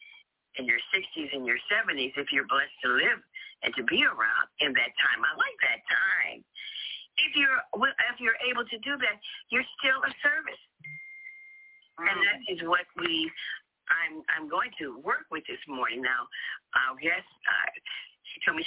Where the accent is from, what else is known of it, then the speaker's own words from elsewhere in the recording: New Orleans, Louisiana, United States; moved away; I went to New Orleans, and that's my hometown